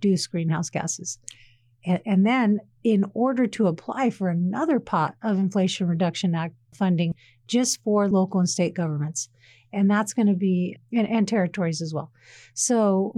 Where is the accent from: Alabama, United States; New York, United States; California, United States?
California, United States; Sacramento; I'm from Sacramento myself. Personally, we had a lot of Air Force bases there closed down